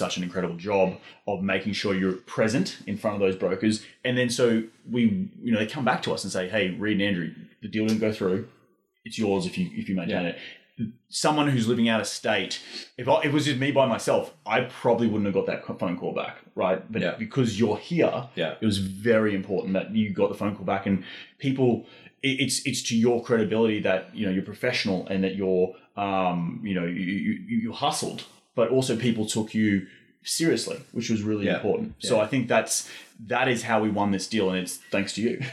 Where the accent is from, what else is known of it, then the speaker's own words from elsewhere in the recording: Australia; now in Austin, United States; I'm from Australia